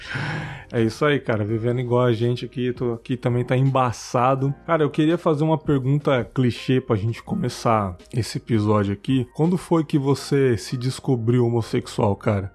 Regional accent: São Paulo, Brazil; now in Cachoeiro de Itapemirim, Brazil; eu sou de São Paulo, mas não moro mais lá

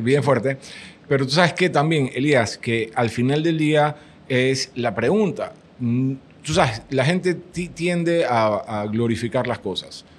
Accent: Panama; yo, yo, soy del otro lado del mundo, soy de Panamá

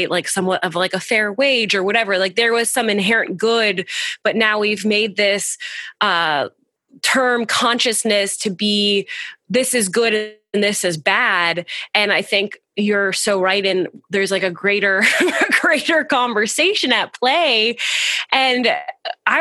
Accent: United States; I grew up in America

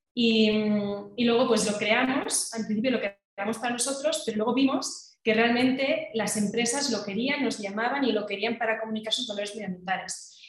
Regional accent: Catalonia, Spain; now in Madrid, Spain; yo como soy catalana, pues cuando iba a Cataluña

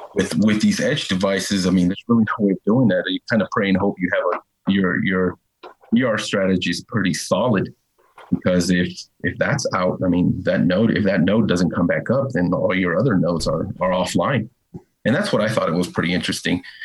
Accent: Northern California, United States; moved away; I'm from Northern California

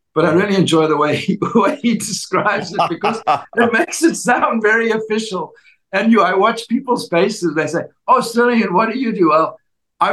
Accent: South Africa; moved away; growing up in Africa, where dowry of cows was the same for when you got married in South Africa

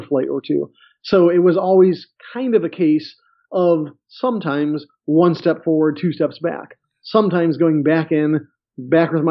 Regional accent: Chicago, Illinois, United States; I grew up in Chicago

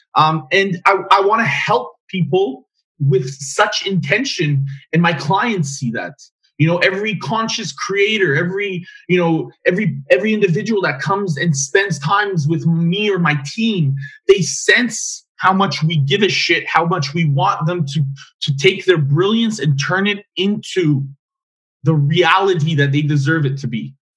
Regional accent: Edmonton, Alberta, Canada; I'm mm from Edmonton.

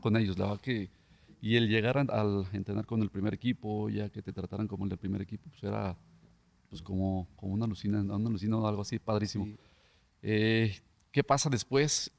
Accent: Tlaquepaque, Jalisco, Mexico; soy de Tlaquepaque, en Tlaquepaque ahí donde empecé a jugar desde los 7, 8 años

